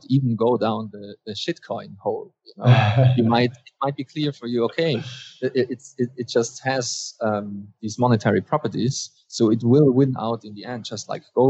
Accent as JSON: {"language": "English", "country": "Austria", "tie": "born or raised there", "said": "I'm in Austria currently, and I'm also I was born in Austria."}